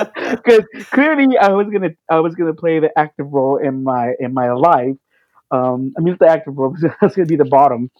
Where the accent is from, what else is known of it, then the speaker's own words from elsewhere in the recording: Fort Worth, Texas, United States; moved away as an adult; I'm from a very small town in Texas. I'm from Fort Worth, Texas